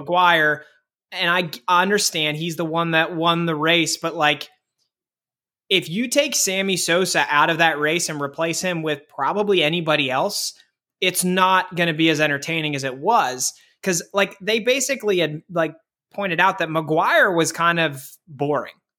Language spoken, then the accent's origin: English; Pittsburgh, Pennsylvania, United States; growing up in Pittsburgh